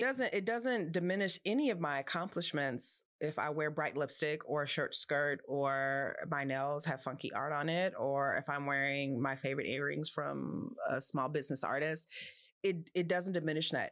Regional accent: Los Angeles, California, United States; I grew up in Los Angeles

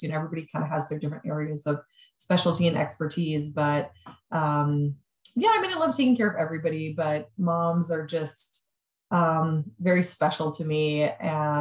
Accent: Wisconsin, United States; now in Pittsburgh, United States; I'm from Wisconsin. I do not have any family in Pittsburgh

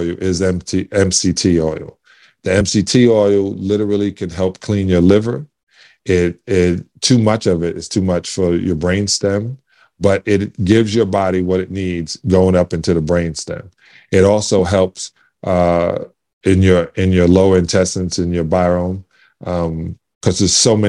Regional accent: New York City, New York, United States; I'm from Canarsie in Brooklyn

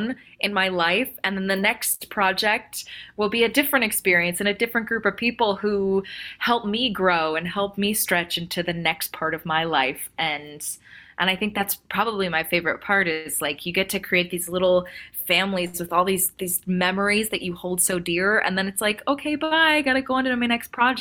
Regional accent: Orange County, California, United States; I grew up in Orange County

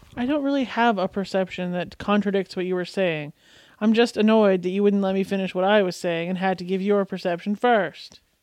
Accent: Canada; my first language being Canadian

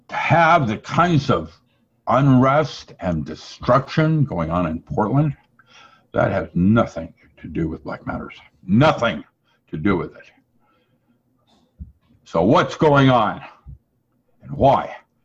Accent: China; English is a second language; When I grew up in China, you respected someone older than you

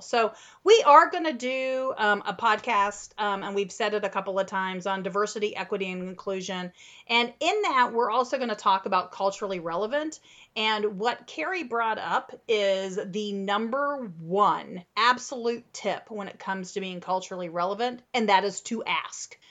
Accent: Midwest, United States; now in Central Texas, United States; so I grew up in the Midwest

